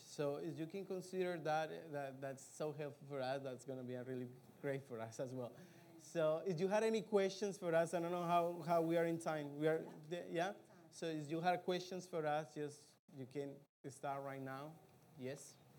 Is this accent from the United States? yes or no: no; Colombia; moved away; I grew up in Colombia, I know how is the culture